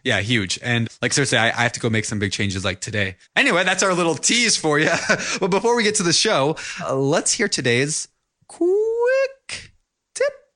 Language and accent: English; Minnesota, United States; moved away; the home that I grew up in in Minnesota